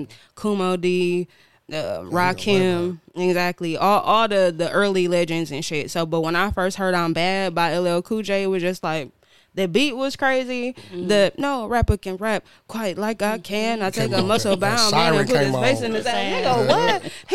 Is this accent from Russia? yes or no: no; Bermuda; born there; Well, I was born in Bermuda. I was born on the island.